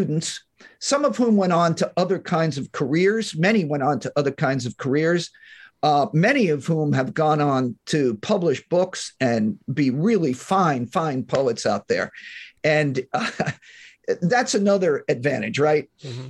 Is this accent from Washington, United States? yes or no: no; northern New Jersey, United States; also born or lived in Manhattan, New York; now in California, United States; I was born in Manhattan, raised in northern New Jersey. And I live in California now